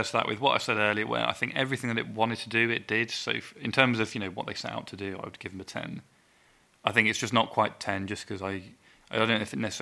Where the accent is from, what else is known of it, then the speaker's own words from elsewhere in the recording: United Kingdom; we're all British